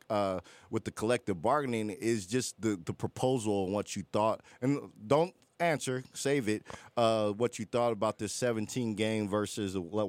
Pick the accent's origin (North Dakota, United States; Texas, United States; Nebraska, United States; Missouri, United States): Texas, United States; I'm a Cowboy from Texas.